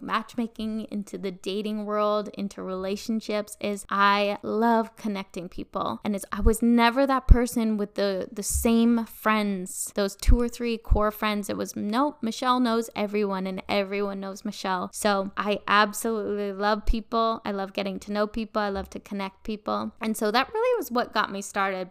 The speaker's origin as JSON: {"language": "English", "region": "northern British Columbia", "country": "Canada", "tie": "born or raised there", "also_born_or_lived": "Vancouver", "said": "I was born and raised in a very small town up in northern B C."}